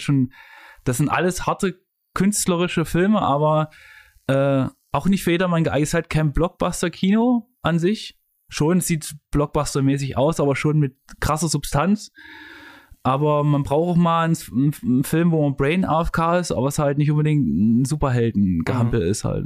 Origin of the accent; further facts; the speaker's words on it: Leipzig, Saxony, Germany; in Leipzig, wo ich herkomme